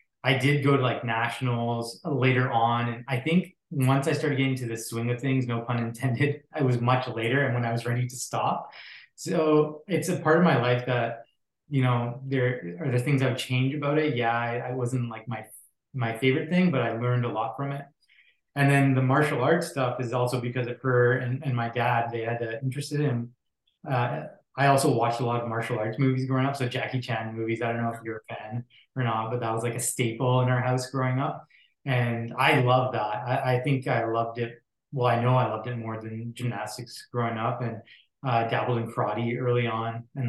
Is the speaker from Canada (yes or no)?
yes; Surrey, British Columbia, Canada; also born or lived in Alberta / Abbotsford, British Columbia; now in Vancouver, Canada; I grew up in Surrey up until 12. And then we moved to Abbotsford, then I onward 12 to 18 or so. That's where I lived and grew up